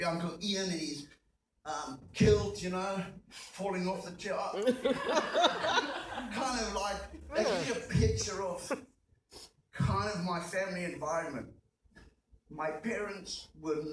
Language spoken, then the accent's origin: English; Zimbabwe; moved away as an adult; also born or lived in South Africa; I was born in Zimbabwe. I was born into colonial privilege.